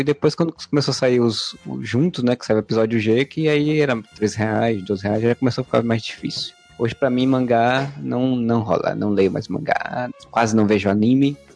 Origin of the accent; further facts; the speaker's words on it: Northeast Region, Brazil; accent: nordestino; Meu inglês nordestinês